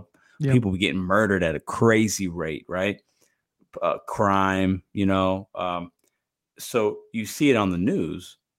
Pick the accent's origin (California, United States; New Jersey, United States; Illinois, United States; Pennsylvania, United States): Illinois, United States; Chicago; born there; I was born in Chicago, right? Chicago's bad.